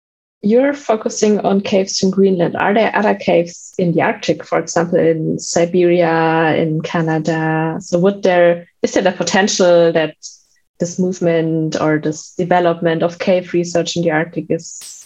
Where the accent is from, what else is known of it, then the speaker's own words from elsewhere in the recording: Germany; I grew up in Germany